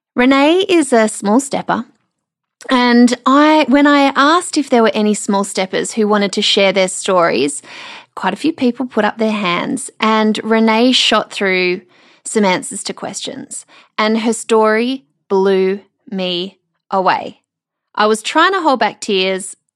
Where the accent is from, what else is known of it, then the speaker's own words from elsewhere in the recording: Melbourne, Victoria, Australia; now in Brisbane, Australia; the Melbourne girl in me